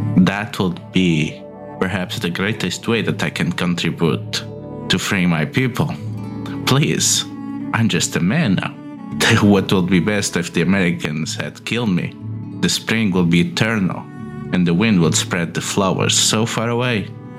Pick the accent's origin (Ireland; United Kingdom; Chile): Chile; Araucanía; I'm from Araucania, so I am a bit of cowboy myself.